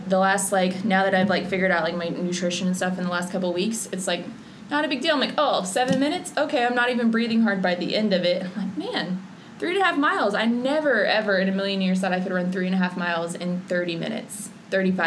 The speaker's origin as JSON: {"language": "English", "town": "Oklahoma City", "region": "Oklahoma", "country": "United States", "said": "I'm from Oklahoma City"}